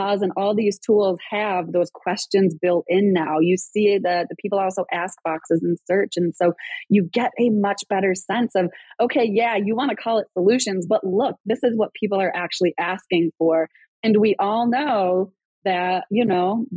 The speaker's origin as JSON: {"language": "English", "town": "Rochester", "region": "New York", "country": "United States", "tie": "born or raised there", "accent": "Rochester accent", "moved": "yes", "said": "I grew up in Rochester, New York, and I don't know if people like know, like there's a Rochester accent"}